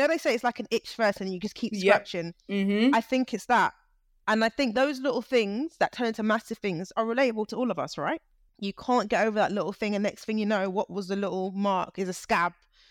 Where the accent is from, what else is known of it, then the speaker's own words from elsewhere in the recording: United Kingdom; I'm British, but I was like, yeah, Niger, I can feel it.